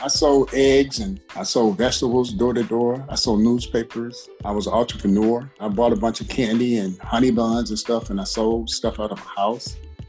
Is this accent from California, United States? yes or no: no; Atlanta, Georgia, United States; I'm a native of Atlanta. I was born and raised. I grew up in the projects. Probably about 2 miles from downtown Atlanta. Those projects, it's called Herndon Homes, is no longer there.